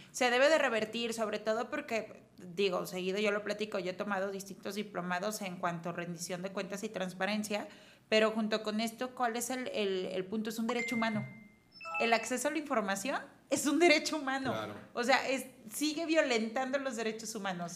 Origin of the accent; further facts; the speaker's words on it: Mexico; los mexicanos no nos sintamos un solo equipo, que somos los mexicanos